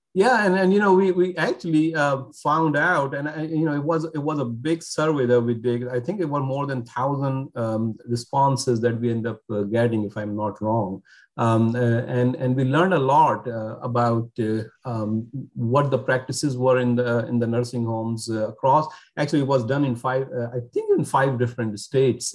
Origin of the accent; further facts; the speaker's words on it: Karachi, Sindh, Pakistan; also born or lived in North Carolina; now in Nebraska, United States; I'm originally from Pakistan. I was born there um, in, in a city called Karachi in Pakistan.